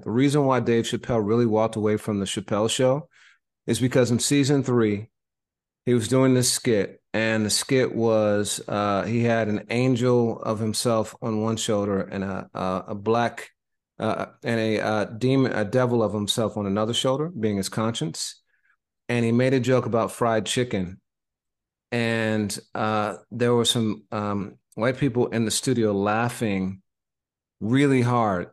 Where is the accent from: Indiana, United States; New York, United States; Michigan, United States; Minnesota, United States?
Indiana, United States; moved away; also born or lived in Boston; my home state